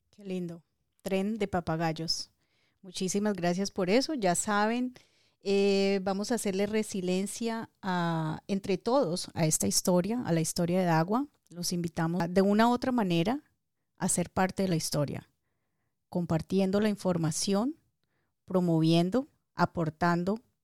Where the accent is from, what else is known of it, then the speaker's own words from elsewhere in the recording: Dagua, Valle del Cauca, Colombia; Yo amo a mi pueblo, adoro a Dagua.